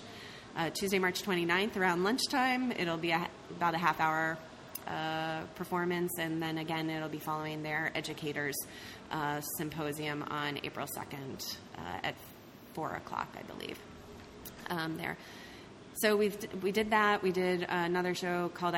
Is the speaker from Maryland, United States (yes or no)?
yes; Maryland, United States; moved away as an adult; also born or lived in Pennsylvania; I grew up in Maryland, but I moved to the D.C. area